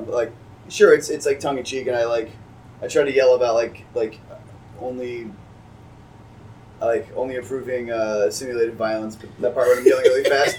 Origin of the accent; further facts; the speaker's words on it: New York, United States; now in Baltimore, United States; I'm from New York originally